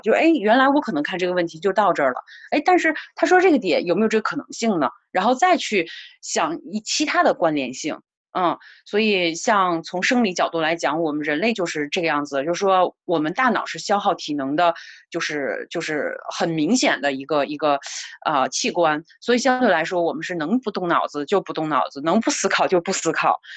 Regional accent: China; 作为中国人来说，我们的这个传统文化也好

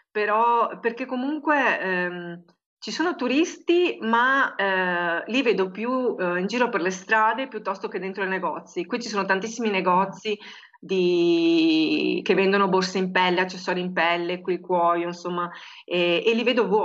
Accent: Marostica, Veneto, Italy; dove io sono cresciuta a Marostica, c'era quello che profumava con quei profumi proprio di frutta e verdura fresca, no?

